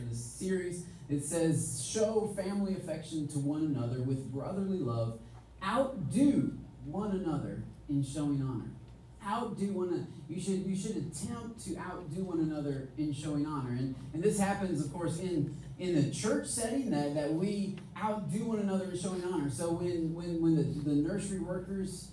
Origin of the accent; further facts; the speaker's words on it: Michigan, United States; moved away; We're both from Michigan